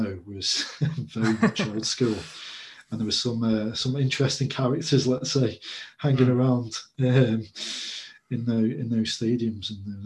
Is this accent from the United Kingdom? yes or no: yes; England, United Kingdom; I'm English and that's what I'm most used to.